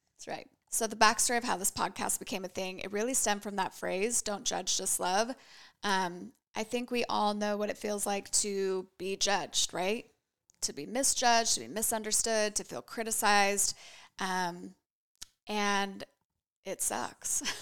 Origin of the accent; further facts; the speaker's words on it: Boise, Idaho, United States; moved away as an adult; also born or lived in San Francisco Bay Area; I was born and raised here in Boise.